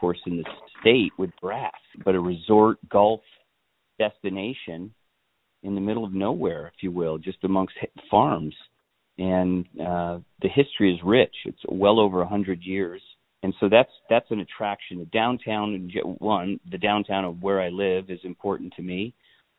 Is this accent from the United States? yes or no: yes; Chandler, Arizona, United States; also born or lived in Tempe; it's my hometown